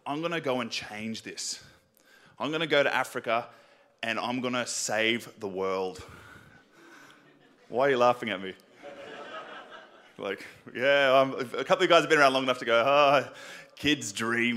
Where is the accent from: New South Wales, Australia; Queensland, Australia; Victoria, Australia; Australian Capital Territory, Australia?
New South Wales, Australia; Sydney; I grew up in Western Sydney